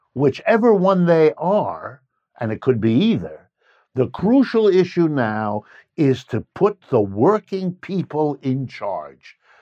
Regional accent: United States; I was born in the United States. I've lived and worked here all my life

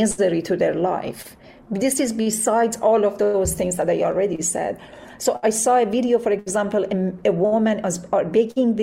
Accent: Iran; moved away; the morality police, which always was present when I was growing up in Iran

